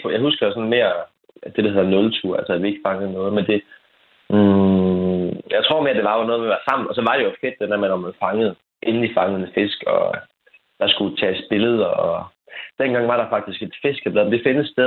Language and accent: Danish; Frederikshavn, North Denmark Region, Denmark; otte års alder måske, lidt, lidt tidligere, øh, som jeg var fra Frederikshavn.